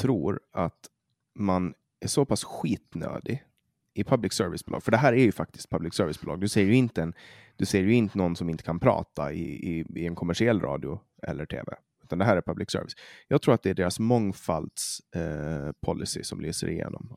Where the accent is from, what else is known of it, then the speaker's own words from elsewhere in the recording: Åland Islands; accent: Åland Swedish; jag pratar åländska